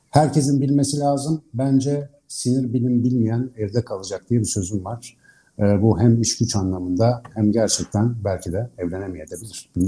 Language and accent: Turkish; Ankara, Turkey